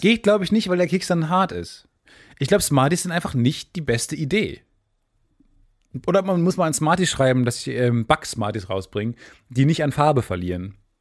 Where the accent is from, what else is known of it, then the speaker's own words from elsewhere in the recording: Kamen, North Rhine-Westphalia, Germany; bei uns in Kamen